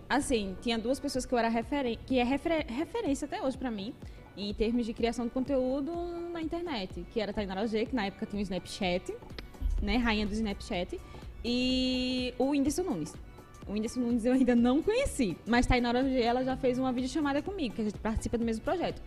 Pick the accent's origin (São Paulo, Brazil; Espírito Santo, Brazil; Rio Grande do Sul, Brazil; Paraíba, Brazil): Paraíba, Brazil; coastal metropolitan region of; Eu sou da região metropolitana do litoral aqui